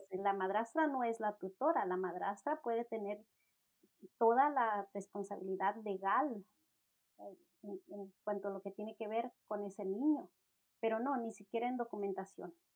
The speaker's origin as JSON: {"language": "Spanish", "country": "Mexico", "said": "mi esposo es anglosajón y yo soy mexicana"}